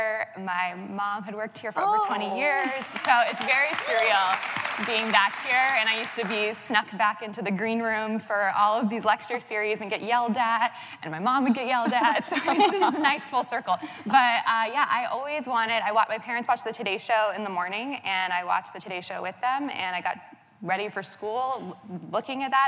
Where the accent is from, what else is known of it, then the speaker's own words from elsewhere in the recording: New York, United States; I'm from New York, so my whole family is here.